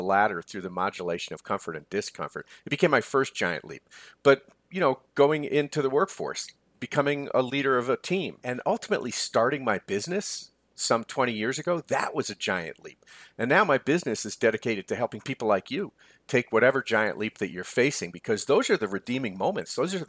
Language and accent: English; New York, United States; I grew up not far from Columbia, actually, 18 miles from Manhattan. I grew up in Westchester County, New York